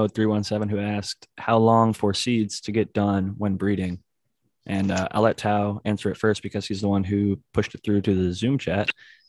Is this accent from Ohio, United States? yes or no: yes; Ohio, United States; because I'm from Ohio where it actually gets frigid.